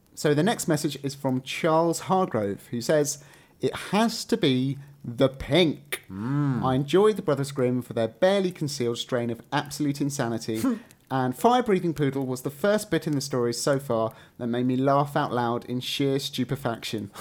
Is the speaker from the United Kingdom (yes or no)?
yes; England, United Kingdom; accent: English; I'm going to slip back into my English accent